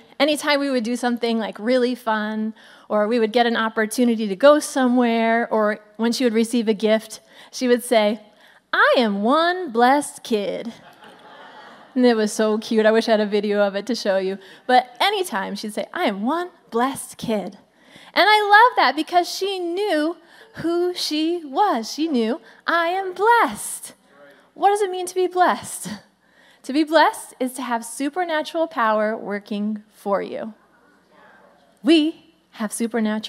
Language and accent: English; Pennsylvania, United States; I'm from Pennsylvania, if you didn't know that. Still live there.